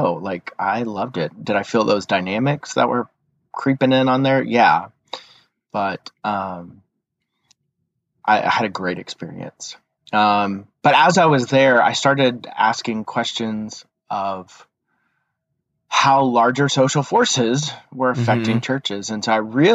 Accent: East Texas, United States; I was raised in East Texas

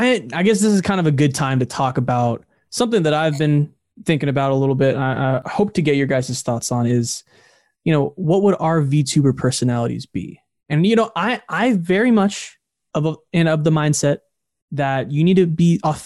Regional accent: United States; No, I talk like I'm a French, but I am actually American.

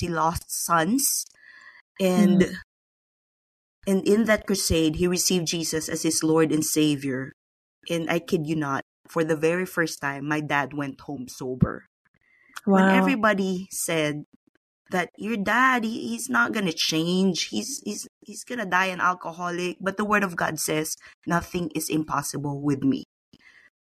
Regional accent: Philippines; I was born and raised in the Philippines

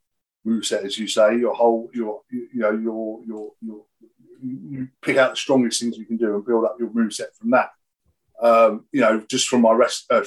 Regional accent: Camberley, South East England, United Kingdom; I lived in Camberley.

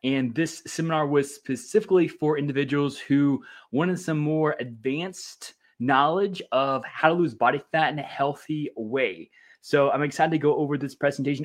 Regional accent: Louisiana, United States; I grew up in Louisiana

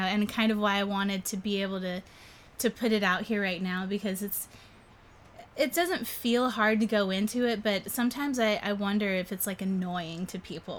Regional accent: Fayetteville, North Carolina, United States; So I was born in Fayetteville, North Carolina. So I'm from the South. I was actually born at an Army base in Fort Bragg. My dad was in the Army.

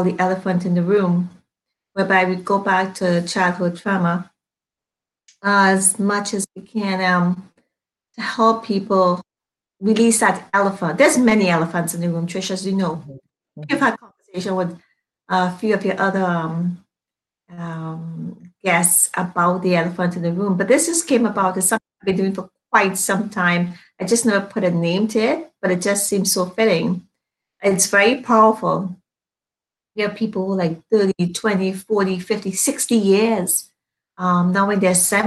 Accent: Trinidad & Tobago; now in Toronto, Canada; I am from Trinidad and Tobago, and I've been here for quite some time

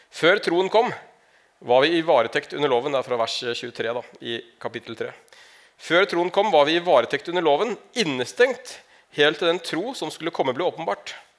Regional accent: Larvik, Vestfold, Norway; jeg kommer fra Larvik, egentlig. Ikke fra Narvik

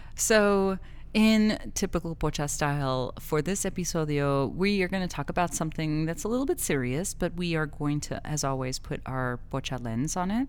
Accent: El Paso, Texas, United States; I grew up in El Paso

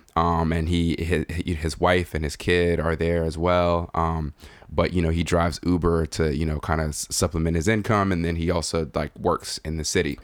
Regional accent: Nigeria; being a Nigerian, being a native Nigerian

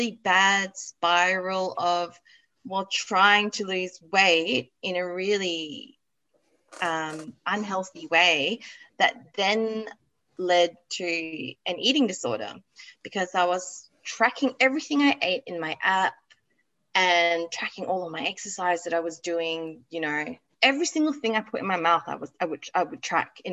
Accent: Malaysia; now in Australia; I grew up in Malaysia

